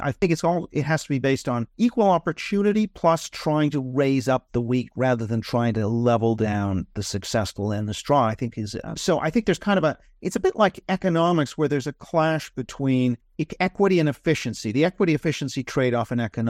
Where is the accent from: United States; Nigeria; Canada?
Canada; You know, I'm from Canada.